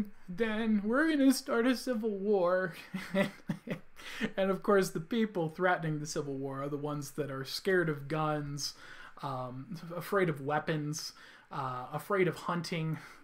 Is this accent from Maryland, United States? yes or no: no; California, United States; I came from California, also known as Hell, which is the just the worst state in the whole country.